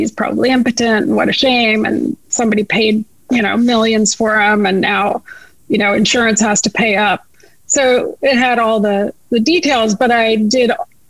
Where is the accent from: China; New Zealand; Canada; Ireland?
Canada; moved away; I'm Canadian